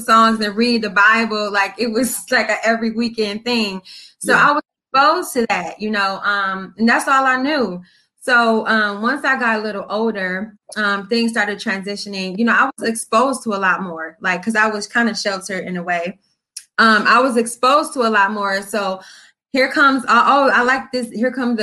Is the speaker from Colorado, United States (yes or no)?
no; Toledo, Ohio, United States; moved away as an adult; now in Columbus, United States; So I'm from Toledo, Ohio, raised there, born there, but I currently live in Columbus, Ohio.